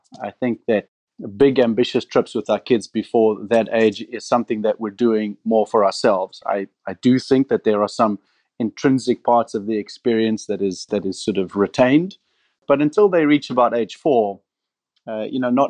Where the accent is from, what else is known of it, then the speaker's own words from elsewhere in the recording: Namibia; also born or lived in Cape Town, South Africa; I was born and raised in Namibia